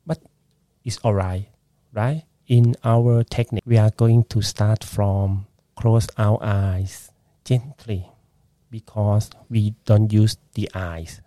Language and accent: English; Bangkok, Thailand; English is a second language; moved away as an adult; now in Brisbane, Australia; when I was a child in Bangkok, I was born in Bangkok